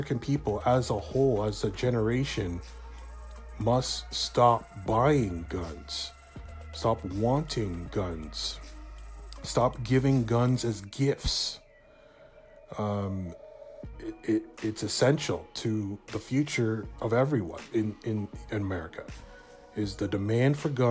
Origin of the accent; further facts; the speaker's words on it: Canada; I'm a Canadian